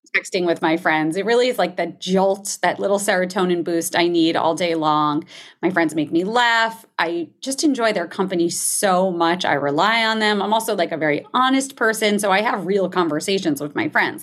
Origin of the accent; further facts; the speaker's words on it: New Jersey, United States; I grew up in New Jersey